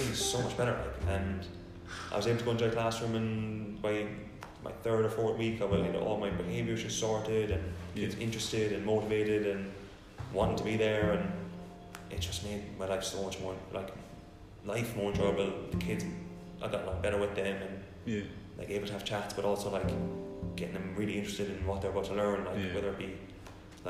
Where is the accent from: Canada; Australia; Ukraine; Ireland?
Ireland; County Clare, Munster; moved away as an adult; also born or lived in Limerick, Ireland / London, United Kingdom; I'm from County Clare. Youngest of six.